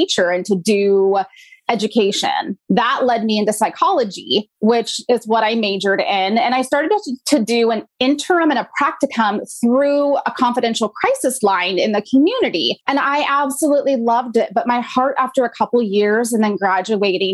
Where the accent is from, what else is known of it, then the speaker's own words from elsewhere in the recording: Pacific Northwest, United States; I grew up in the Pacific Northwest